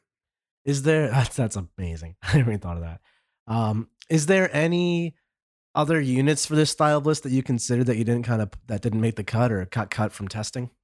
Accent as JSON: {"language": "English", "country": "United States", "said": "as an American player here"}